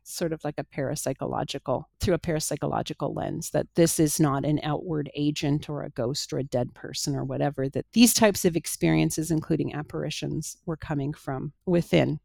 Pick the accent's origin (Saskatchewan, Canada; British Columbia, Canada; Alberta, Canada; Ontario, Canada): Ontario, Canada; Toronto; in my hometown